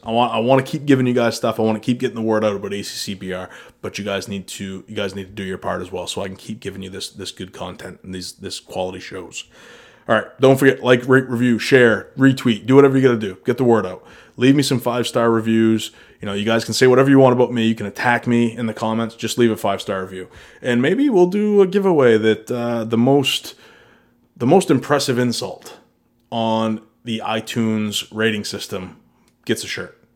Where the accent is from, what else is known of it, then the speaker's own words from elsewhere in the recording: Northern Maine, United States; now in the Triangle, North Carolina, United States; I'm a kid from New England. You know, I'm from Northern Maine